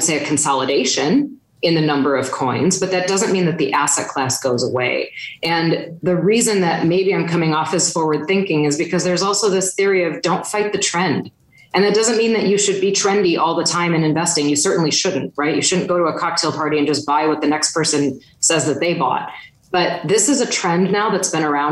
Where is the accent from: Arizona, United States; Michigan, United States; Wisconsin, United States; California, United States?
Wisconsin, United States; I'm from Wisconsin